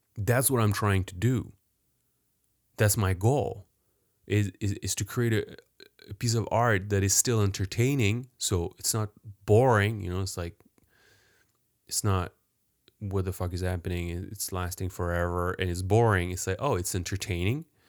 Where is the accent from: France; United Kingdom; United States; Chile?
France; Paris, Île-de-France; I was born in France, grew up in France, even worse, in Paris, downtown Paris